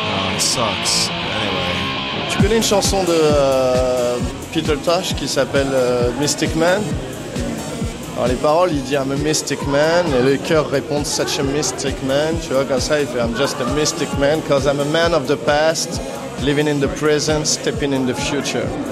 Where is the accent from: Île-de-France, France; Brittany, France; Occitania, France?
Île-de-France, France; Neuilly-sur-Seine; moi j'ai grandi à Neuilly-sur-Seine